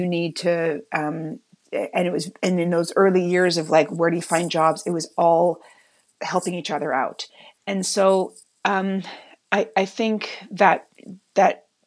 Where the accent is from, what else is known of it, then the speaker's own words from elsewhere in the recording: Toronto, Ontario, Canada; I grew up in Toronto, in the very Jewish ghetto of Bathurst and Wilson